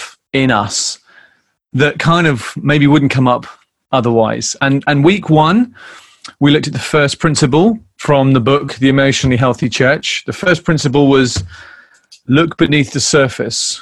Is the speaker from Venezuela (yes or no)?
no; United Kingdom; being British